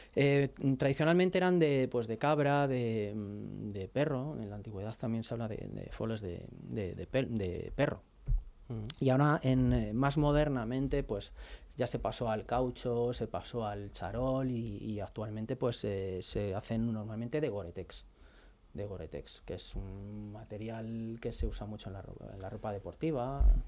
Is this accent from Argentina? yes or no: no; Madrid, Community of Madrid, Spain; also born or lived in Vigo; soy realmente de Madrid, soy realmente de Madrid